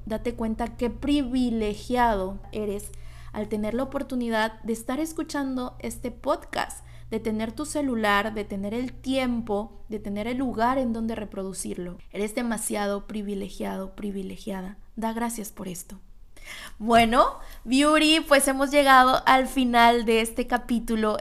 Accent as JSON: {"language": "Spanish", "town": "Tlalixcoyan", "region": "Veracruz", "country": "Mexico", "moved": "yes", "said": "yo vengo de un pueblito de Veracruz con una familia de clase media"}